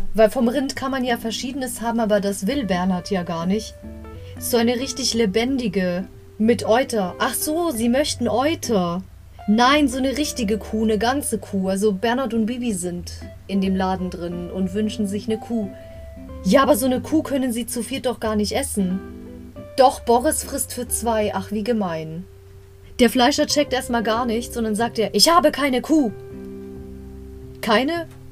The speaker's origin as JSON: {"language": "German", "region": "Bavaria", "country": "Germany", "said": "ich komme aus Bayern"}